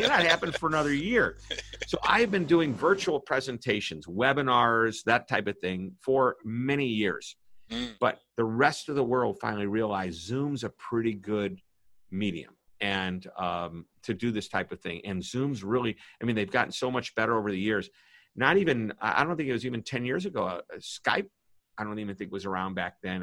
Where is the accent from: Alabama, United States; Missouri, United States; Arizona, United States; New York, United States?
Missouri, United States; St. Louis; I'm from St. Louis, Missouri